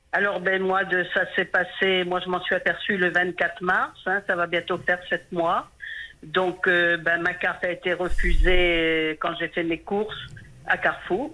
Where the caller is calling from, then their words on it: Bourguébus, Normandy, France; J'appelle de Bourguébu, à côté de Caen